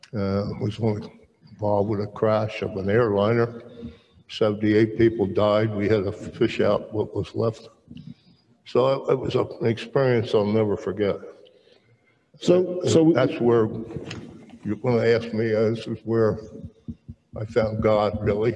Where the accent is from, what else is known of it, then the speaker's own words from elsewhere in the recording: Merchantville, New Jersey, United States; also born or lived in Camden, New Jersey; I was born uh, in Camden and at the Cooper Hospital, and grew up in Merchantville